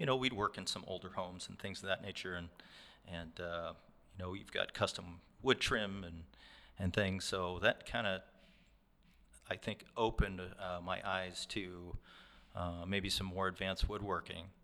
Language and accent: English; Warrenton, Oregon, United States; born and raised in Warrenton, Oregon